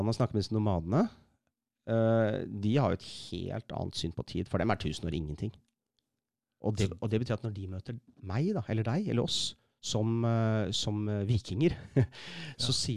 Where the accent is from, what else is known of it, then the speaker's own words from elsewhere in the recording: Eastern Norway, Norway; For jeg, jeg er fra Østlandet med, med slekta mi og, og, har seilt mye.